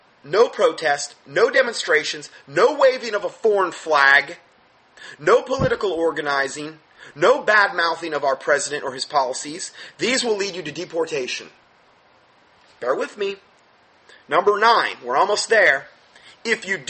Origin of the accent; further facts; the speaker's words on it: United States; as an American